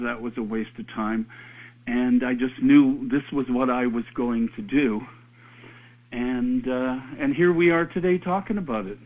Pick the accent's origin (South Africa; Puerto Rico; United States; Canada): Canada; we're Canadian